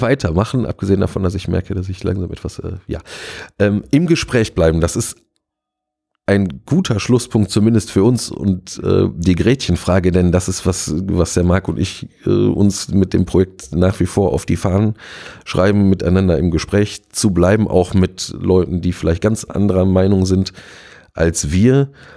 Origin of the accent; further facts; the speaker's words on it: Gelsenkirchen, North Rhine-Westphalia, Germany; also born or lived in Duisburg; von meiner Heimat, äh, Kirchen, Gelsenkirchen-Bulmke